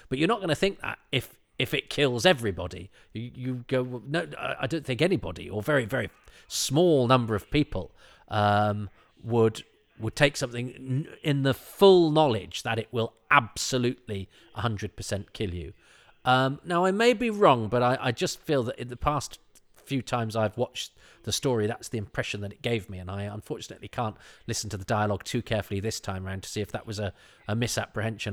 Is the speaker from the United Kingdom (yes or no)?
yes; the Midlands, England, United Kingdom; I'm from the Midlands